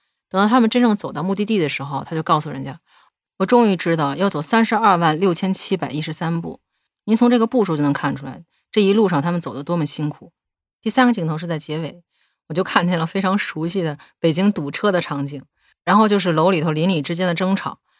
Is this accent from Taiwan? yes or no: no; China; 作为一个中国人，我感到非常自豪